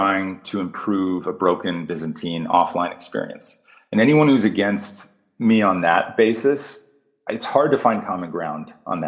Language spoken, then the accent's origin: English; United States; as American consumers